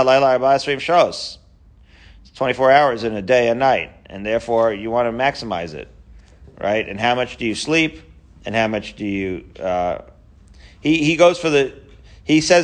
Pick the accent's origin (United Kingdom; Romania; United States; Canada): United States; Long Island, New York; growing up in Long Island